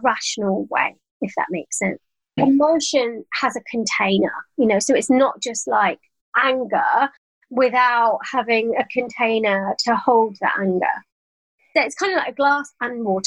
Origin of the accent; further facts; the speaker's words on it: London, United Kingdom; moved away as an adult; now in Cotswolds, United Kingdom; I'm a Londoner and I now live in the Cotswolds.